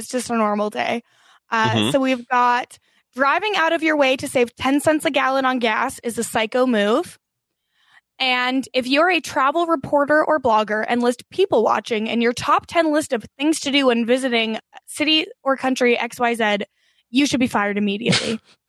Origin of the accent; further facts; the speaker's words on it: Canada; It looks the same to me, and I don't need to be attacked for being Canadian.